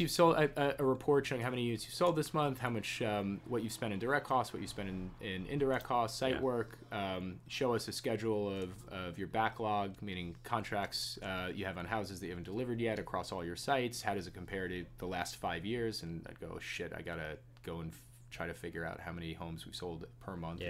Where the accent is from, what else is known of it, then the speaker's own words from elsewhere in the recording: Jericho, New York, United States; I grew up in in Jericho, uh, in Nassau County.